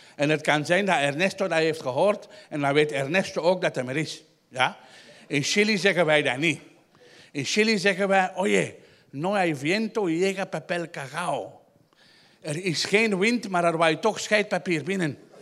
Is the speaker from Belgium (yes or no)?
yes; Antwerp, Flanders, Belgium; ik ben half Chileen uit Antwerpen